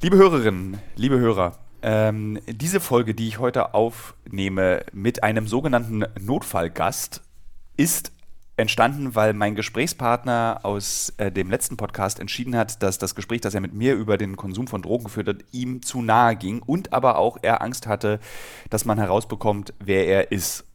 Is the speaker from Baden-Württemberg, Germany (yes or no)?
no; Berlin, Germany; als Berliner